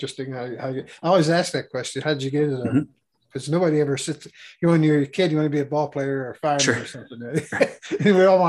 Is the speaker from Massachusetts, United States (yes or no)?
no; Pittsburgh, Pennsylvania, United States; I came from the Pittsburgh area.